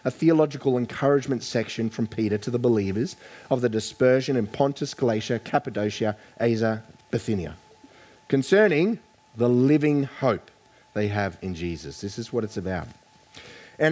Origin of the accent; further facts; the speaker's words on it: Queensland, Australia; I grew up in Queensland